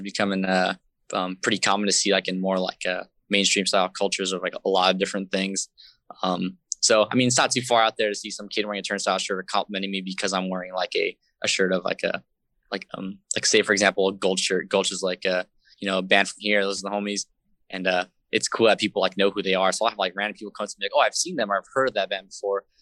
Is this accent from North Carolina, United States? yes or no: no; San Jose, California, United States; I was born and raised in San Jose, up here